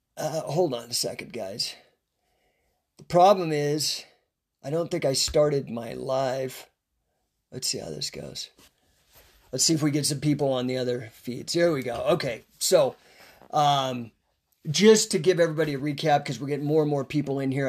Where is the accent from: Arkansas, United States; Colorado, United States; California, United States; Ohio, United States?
Colorado, United States; Rocky Flats, between Boulder and Denver; we lived, uh, within a ten mile radius of a place known as Rocky Flats. It's between Boulder and Denver